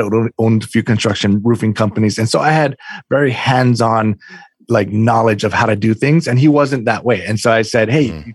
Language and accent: English; Oahu, Hawaii, United States; moved away as an adult; now in East Coast, United States; I'm I'm from Hawaii originally, born and raised uh, in the islands, uh, Oahu